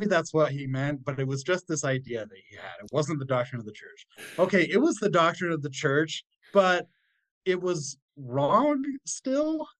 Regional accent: Springville, Utah, United States; I grew up in Springville, Utah

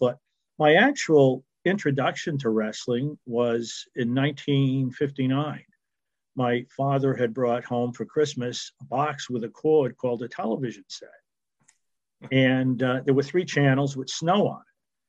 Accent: Millbury, Massachusetts, United States; I grew up in central Massachusetts in a small town called Millbury, which, as you could probably guess, had about 8 or 9 mills in it. It was a blue collar town. Everybody knew everybody, kind of like Mayberry of Andy Griffith.

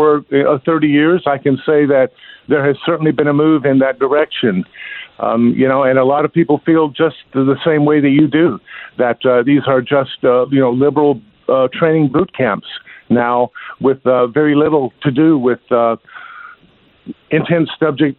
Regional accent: California, United States; now in South Carolina, United States; You know, I came from California to South Carolina

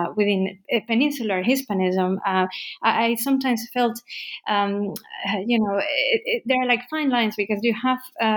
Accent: Basque Country, Spain; moved away as an adult; also born or lived in United States; now in Antwerp, Belgium; I was born and raised in the Basque Country

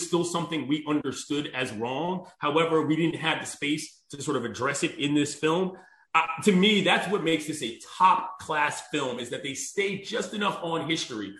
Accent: Washington, District of Columbia, United States; I'm from the District of Columbia, the capital of the United States of America, Washington, D.C.

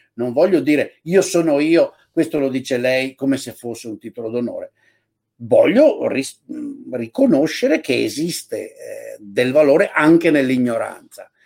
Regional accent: Padua, Veneto, Italy; sono uno che ha quasi 65 anni nacqui nel Veneto, a, nella periferia di Padova

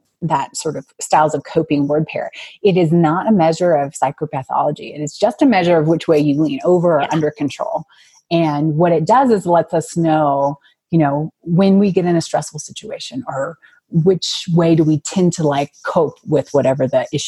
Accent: Houston, Texas, United States; now in Denver, United States; So I am a implant into Denver. I guess not a native. I'm from Houston

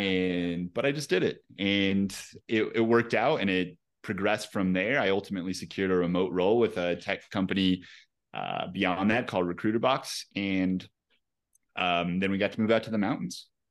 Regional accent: Pueblo, Colorado, United States; also born or lived in Salida, Colorado; I grew up in Colorado, um, in a town called Pueblo, Colorado, so not too far, uh, from here. But yeah, born and raised, man

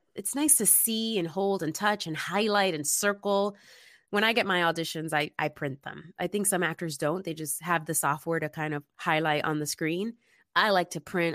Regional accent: New York City, New York, United States; now in Los Angeles, United States; I'm originally from the Bronx, New York, which is typically known as being this tough place

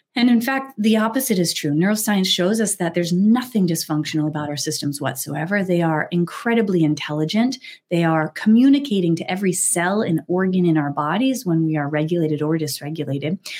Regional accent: New Hampshire, United States; I grew up in New Hampshire.

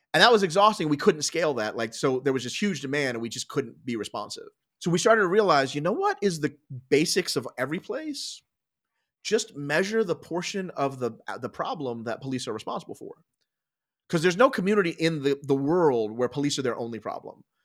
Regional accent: Philadelphia, Pennsylvania, United States; I was born in Philadelphia. I grew up just outside in the burbs

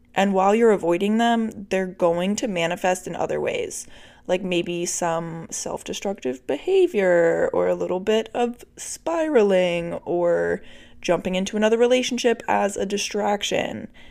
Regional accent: Virginia, United States; moved away; I'm still in Virginia for the holidays

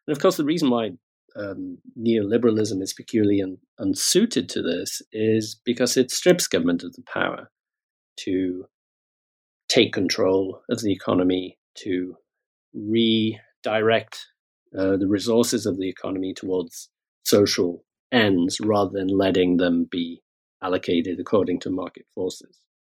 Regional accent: United Kingdom; At the same time, I'm British. I work in Britain, spend a lot of time in the United States as well.

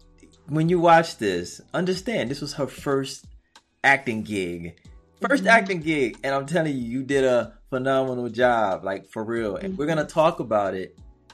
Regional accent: Brooklyn, New York, United States; You know, I'm from Brooklyn, so.

